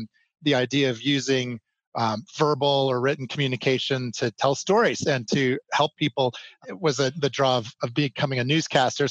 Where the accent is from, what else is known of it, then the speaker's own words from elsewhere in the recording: Chicago, Illinois, United States; moved away as an adult; also born or lived in Los Angeles; now in Colorado, United States; I grew up in the Chicagoland area. So I'm from Chicago, and those were my formative years